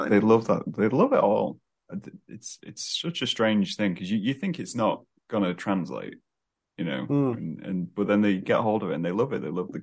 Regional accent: England, United Kingdom; I think our sense of humor is also very based on the fact that we're from England.

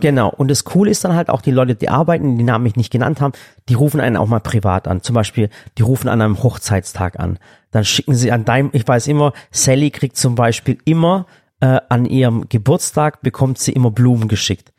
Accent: Stuttgart, Baden-Württemberg, Germany; ich bin selber aus Stuttgart

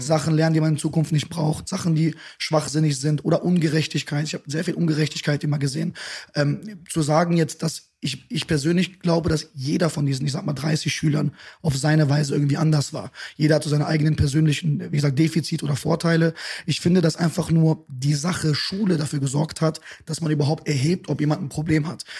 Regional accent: Düsseldorf, North Rhine-Westphalia, Germany; also born or lived in Bonn; Geboren bin ich in Bonn, aber groß geworden in Düsseldorf

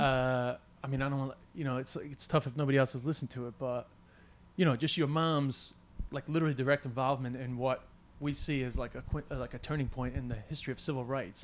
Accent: New York City, New York, United States; I'm from Flushing

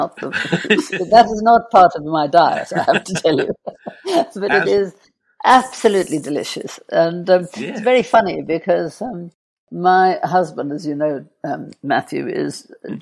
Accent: Johannesburg, Gauteng, South Africa; born or raised there

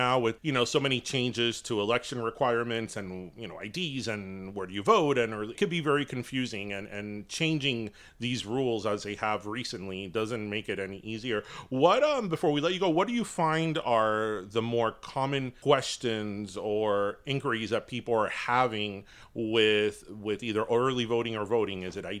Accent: United States; we speak the language, we were raised in the United States

